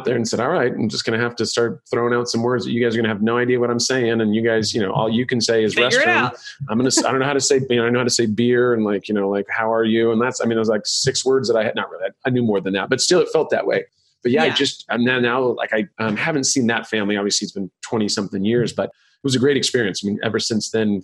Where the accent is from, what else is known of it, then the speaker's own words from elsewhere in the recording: United States; I'm proud of being American